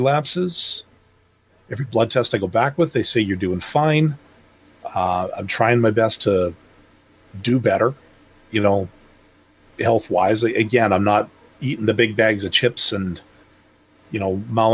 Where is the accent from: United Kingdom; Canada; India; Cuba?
Canada; I'm from Canada